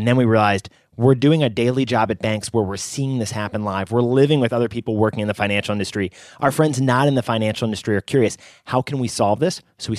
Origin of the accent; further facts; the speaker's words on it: New York City, New York, United States; I was from New York City. the big city. I hadn't seen cows before.